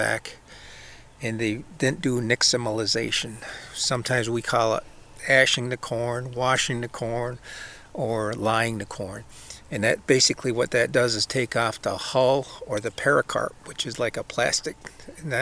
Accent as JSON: {"language": "English", "area": "Cattaraugus Territory, Seneca Nation", "region": "New York", "country": "United States", "said": "I'm also Seneca from the Cattaraugus Territory"}